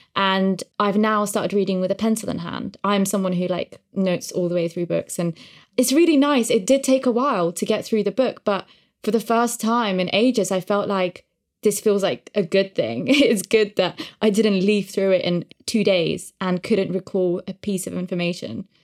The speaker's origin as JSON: {"language": "English", "country": "Uzbekistan", "tie": "born or raised there", "moved": "yes", "said": "I grew up in Uzbekistan"}